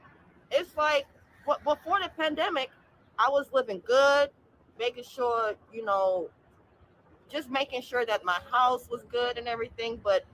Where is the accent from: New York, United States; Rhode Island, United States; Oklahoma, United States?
Rhode Island, United States; now in Atlanta, United States; I'm originally from Rhode Island.